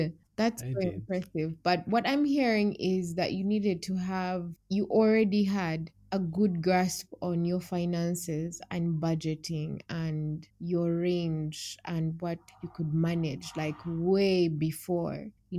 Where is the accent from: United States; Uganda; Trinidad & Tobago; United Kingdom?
Uganda; Kampala, Central Region; By city, I'm from Kampala City.